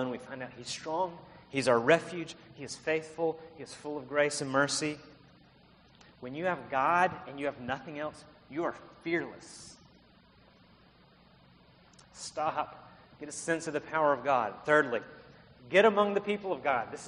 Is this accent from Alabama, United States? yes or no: yes; Alabama, United States; also born or lived in South Carolina; now in Palo Alto, United States; Earlier this year, we moved here from South Carolina. I'm from Alabama, Liz from Mississippi. We worked in South Carolina. We're Southerners.